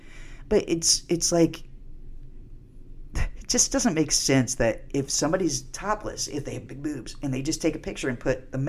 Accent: Canada; I'm a Canadian.

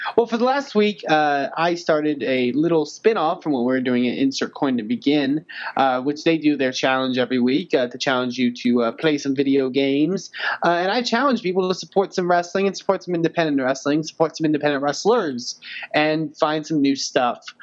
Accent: Texas, United States; the resident Texan

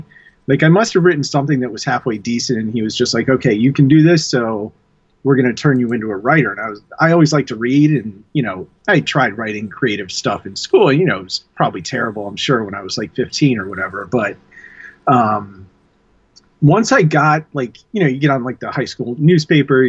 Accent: Manassas, Virginia, United States; the town that I grew up in, which is Manassas.

